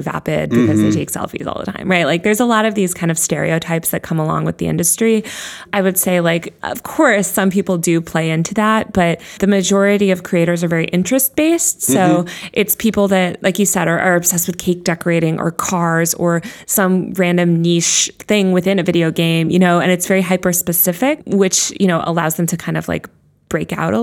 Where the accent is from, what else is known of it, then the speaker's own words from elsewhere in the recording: New York, United States; I'm a New Yorker.